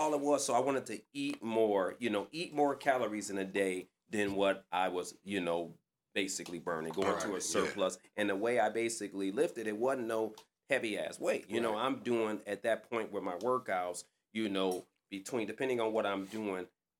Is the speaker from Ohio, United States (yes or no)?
no; Detroit, Michigan, United States; I'm from Livernois and Davidson.